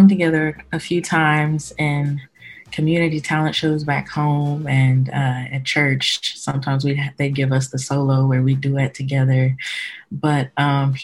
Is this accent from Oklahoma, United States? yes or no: yes; Oklahoma City, Oklahoma, United States; I'm from Oklahoma City, Oklahoma